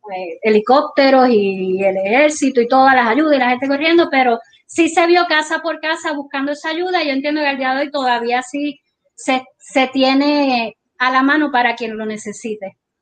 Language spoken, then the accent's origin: Spanish; Guánica, Puerto Rico; somos de Guánica, que vivimos aquí